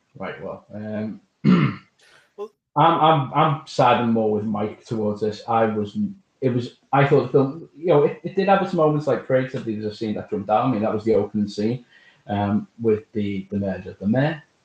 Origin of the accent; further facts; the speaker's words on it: Liverpool, North West England, United Kingdom; it was lovely to see the landmarks of my hometown. I would love to see like Liverpool. I, mean, I saw St George's Hall